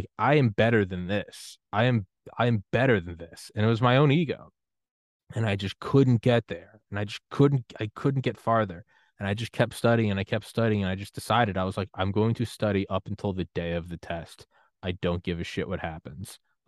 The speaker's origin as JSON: {"language": "English", "region": "New England", "country": "United States", "said": "I'm from New England, but man, there is something awesome about the Yankees"}